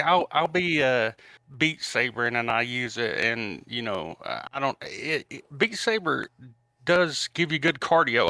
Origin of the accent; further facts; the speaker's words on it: Tennessee, United States; I'm from Tennessee